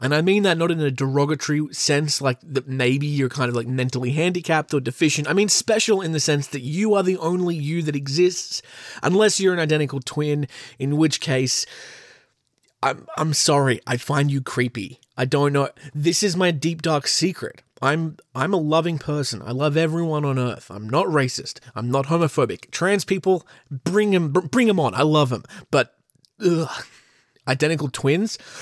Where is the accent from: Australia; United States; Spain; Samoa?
Australia; accent: Australian; my beautiful Australian accent